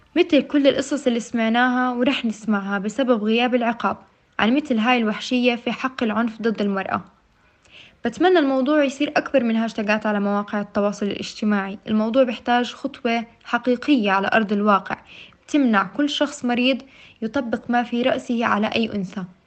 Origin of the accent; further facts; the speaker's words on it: Jordan; إحنا كمجتمع أردني